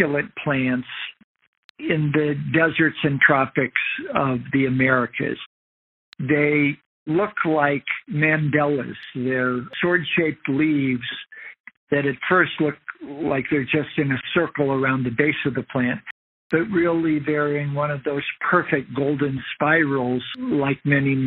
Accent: Indiana dunes, United States; now in Patagonia, Arizona, United States; I grew up in the Indiana dunes

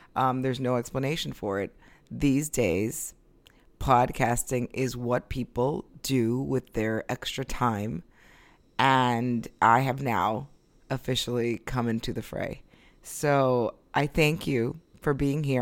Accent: Florida, United States; moved away as an adult; now in New York, United States; I left here when I was six, and I grew up in Florida

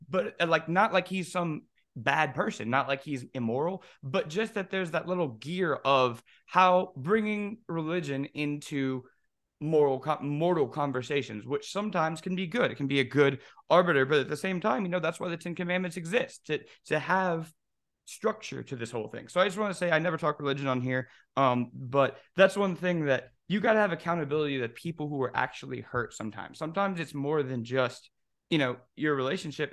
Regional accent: Louisiana and Alabama, the South, United States; growing up in the South, in Louisiana and Alabama

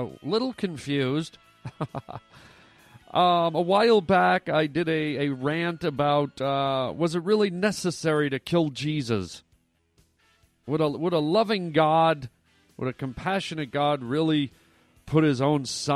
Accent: Canada; moved away; also born or lived in United States; I'm Canadian and American, but Canadian first, born in Canada.

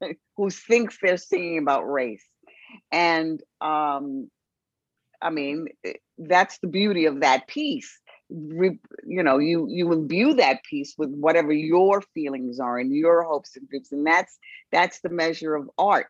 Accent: New York City, New York, United States; I was from the Bronx

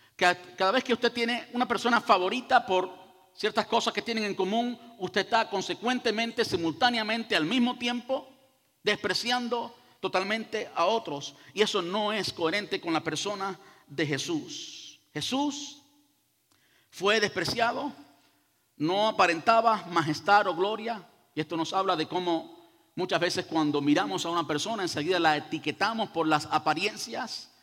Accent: Cuba; now in United States; Yo soy cubano y digo hacer, y digo oye compadre, y oye caballero, y todo eso

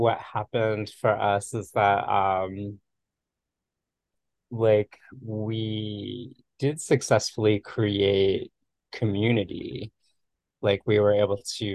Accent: Florida, United States; moved away as an adult; also born or lived in Bay Area, California; Like my childhood experience of growing up in Florida was a sense of like great isolation. I lived in like a small in a suburban town north of Miami

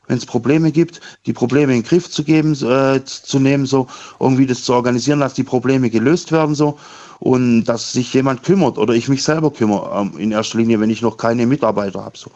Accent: Rottweil, Baden-Württemberg, Germany; Ja, ich komme aus Rottweil.

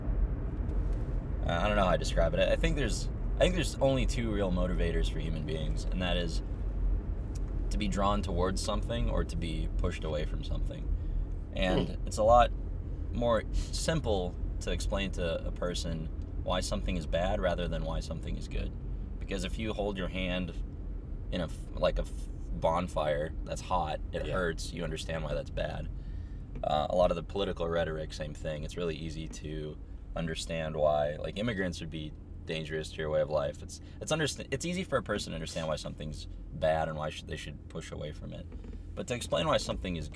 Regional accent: Minnesota, United States; moved away as an adult; also born or lived in Ukraine; now in California, United States; I immigrated to Minnesota from Ukraine when I was pretty young, about 6. Just kind of been in the States for most of my time since then

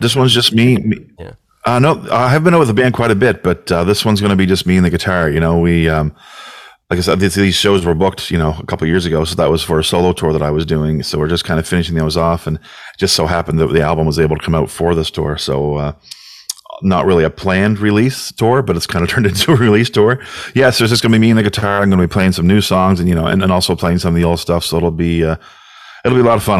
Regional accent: New Brunswick, Canada; also born or lived in Cape Breton; I am from New Brunswick, yeah, but um, I've lived in Cape Breton for a bit

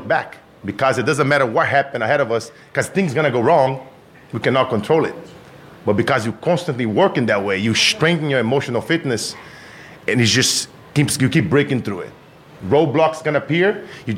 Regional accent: Brazil; moved away; I grew up in Brazil

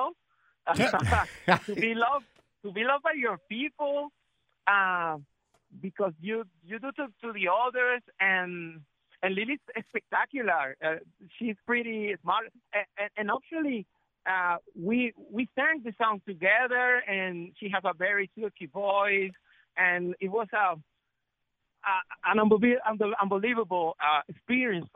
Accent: Colombia; I'm from Colombia. I'm one of the 5 million of Afro-Colombian

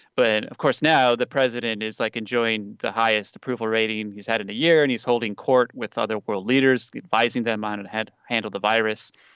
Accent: United States; now in South Korea; as an American

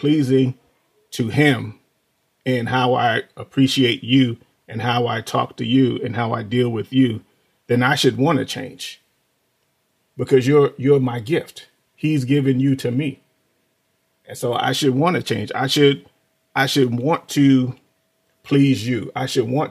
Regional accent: New York City, New York, United States; moved away as an adult; So we grew up in New York City. Both of us, you know, grew up in the projects. Me in the South Bronx

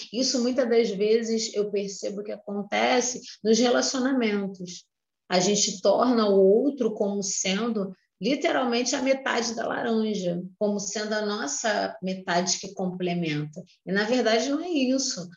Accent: Rio de Janeiro, Brazil; eu sou do Rio de Janeiro

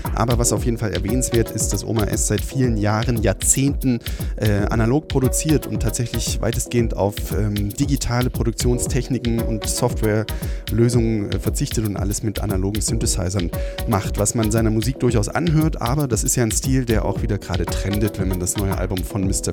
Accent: Weimar, Thuringia, Germany; aus meiner Heimatstadt, nämlich aus Weimar

